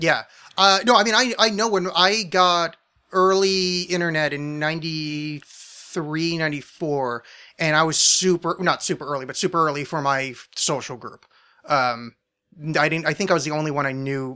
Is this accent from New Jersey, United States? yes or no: yes; New Jersey, United States; I was raised in New Jersey